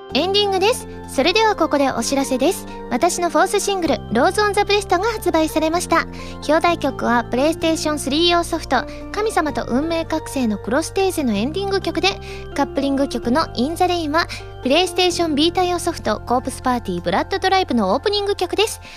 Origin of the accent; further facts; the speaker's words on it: Kansai, Japan; accent: Kansai dialect; 確かに関西人ですから